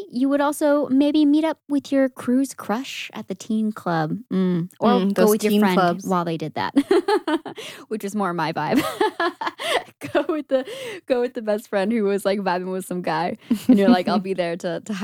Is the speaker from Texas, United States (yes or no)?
yes; outside of the Houston area, Texas, United States; We grew up outside of the Houston area